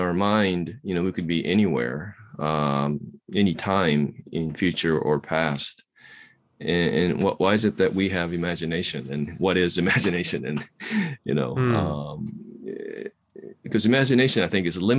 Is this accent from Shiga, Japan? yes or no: no; Kamakura, Kanagawa, Japan; now in Shibuya, Japan; I was born in Kamakura